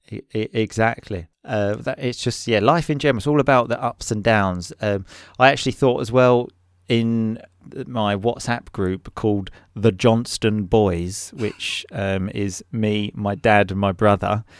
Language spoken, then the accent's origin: English; England, United Kingdom